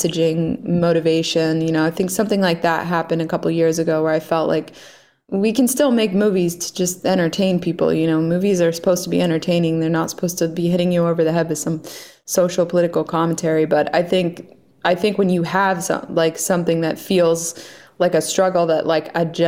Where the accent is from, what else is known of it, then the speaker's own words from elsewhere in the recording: Delaware, United States; moved away; I grew up in Delaware. I didn't grow up in Hollywood.